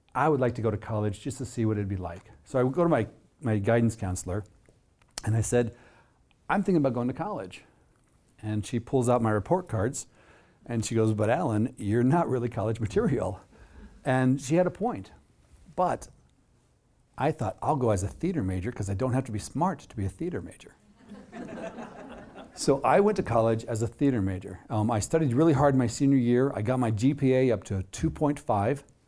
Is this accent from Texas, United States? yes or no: no; Jefferson City, Missouri, United States; now in Minnesota, United States; my hometown of Jefferson City, Missouri